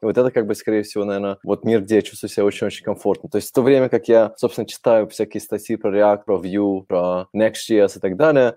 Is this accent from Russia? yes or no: no; Minsk, Belarus; moved away as an adult; now in Germany; я родился сам в Минске в тысяча девятьсот восьмидесятом году, восьмой февраля, если это кого-то интересует. И где-то около двухтысячного года я приехал в Германию